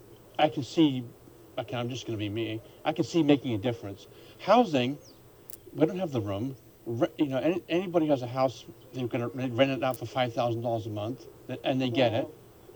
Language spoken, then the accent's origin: English; England, United Kingdom; now in United States; I grew up in England